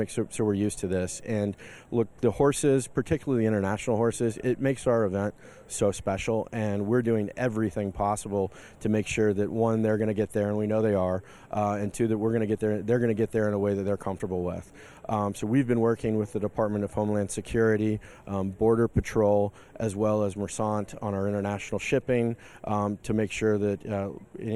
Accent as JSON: {"language": "English", "town": "Lexington", "region": "Kentucky", "country": "United States", "tie": "born or raised there", "said": "I grew up in Lexington, Kentucky"}